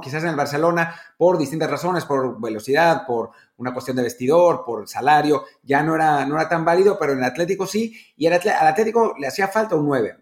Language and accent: Spanish; Mexico; como mexicanos